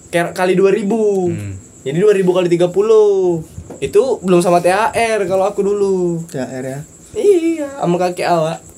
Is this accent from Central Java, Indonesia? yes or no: no; Medan, North Sumatra, Indonesia; orang kampung gue juga di Medan kan cuman kampung bapak gue aja yang